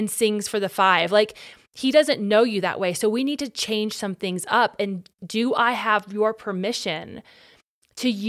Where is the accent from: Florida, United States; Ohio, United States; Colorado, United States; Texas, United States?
Ohio, United States; I want to go back home to Ohio where I could lead worship on a differ